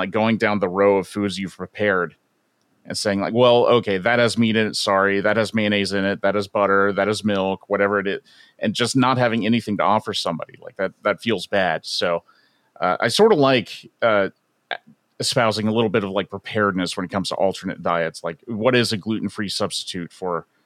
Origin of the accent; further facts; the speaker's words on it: Florida, United States; now in Seattle, United States; I grew up not in Seattle. I grew up in Florida